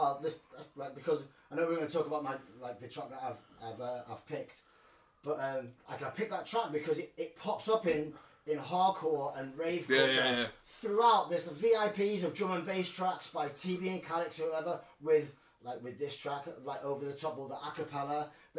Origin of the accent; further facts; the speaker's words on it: Colwyn Bay, Wales, United Kingdom; I grew up in North Wales in Colwyn Bay.